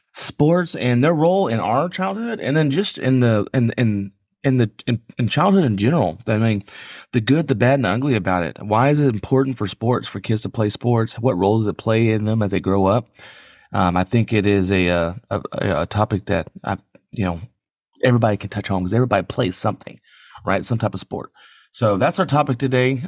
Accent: San Antonio, Texas, United States; I grew up in San Antonio.

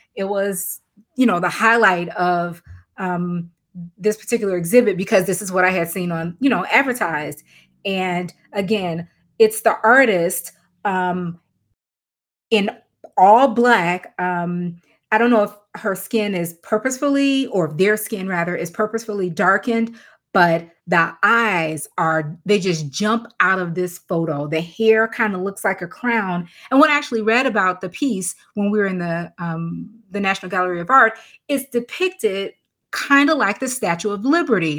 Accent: Chicago, Illinois, United States; I'm from Chicago

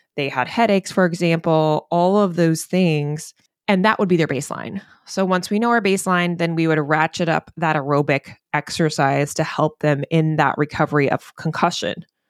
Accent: the South, United States; now in Maine, United States; I'm from the South

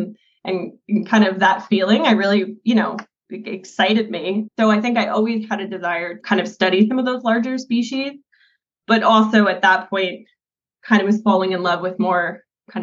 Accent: Northeast, United States; especially growing up in the Northeast, where our carnivores were eradicated long before I was brought into this world.

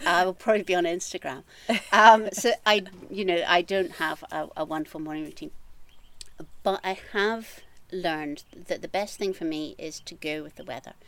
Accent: just outside Edinburgh, Scotland, United Kingdom; moved away as an adult; also born or lived in Glasgow; now in Trossachs, United Kingdom; I am Scottish. I mm-hmm. grew up on the east coast, uh, just outside Edinburgh

